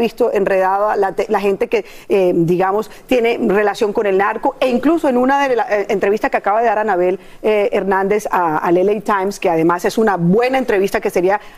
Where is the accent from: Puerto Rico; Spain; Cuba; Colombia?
Colombia; moved away; yo, yo vengo de Colombia, como ustedes lo saben